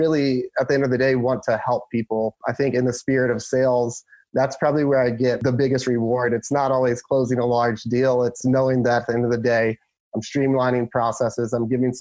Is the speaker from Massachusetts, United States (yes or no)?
no; Pomfret, Maryland, United States; now in San Diego, United States; So originally, I'm from Maryland, and a little small town called Pomfret in Charles County. Grew up there